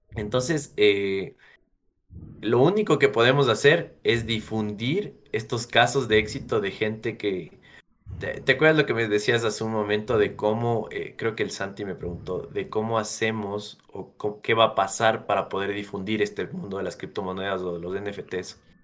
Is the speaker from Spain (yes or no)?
no; Ecuador; nosotros como ecuatorianos